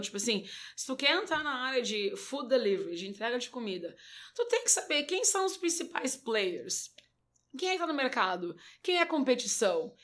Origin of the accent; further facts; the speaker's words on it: Brazil; sou brasileira